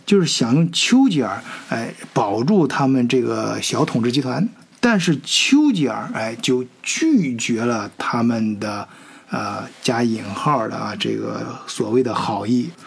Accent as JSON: {"language": "Chinese", "country": "China", "said": "咱们都是中国人啊"}